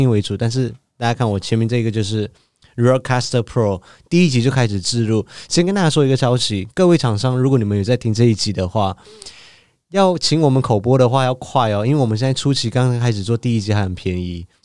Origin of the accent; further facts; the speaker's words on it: Malaysia; moved away as an adult; now in Taiwan; 我是一个马来西亚人